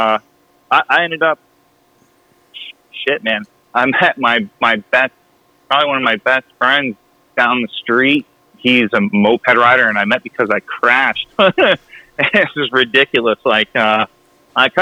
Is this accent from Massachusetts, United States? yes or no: yes; Massachusetts, United States; I'm from Mass